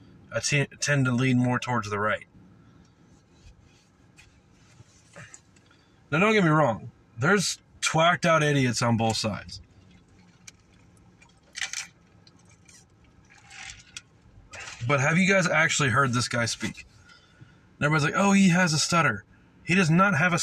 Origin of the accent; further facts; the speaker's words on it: the South, United States; moved away; I came from the South